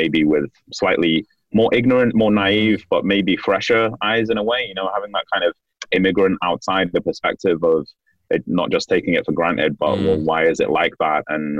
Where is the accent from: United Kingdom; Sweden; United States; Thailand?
United Kingdom; Manchester, North West England; moved away; So I'm Korean British. I grew up in Manchester in the UK. My dad's side is Korean and my mother's side is English.